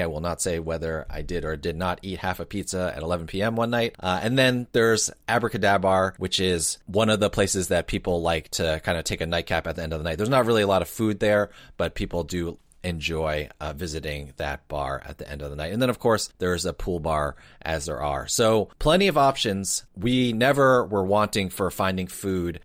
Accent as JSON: {"language": "English", "region": "New Jersey", "country": "United States", "tie": "born or raised there", "said": "being born and raised in New Jersey"}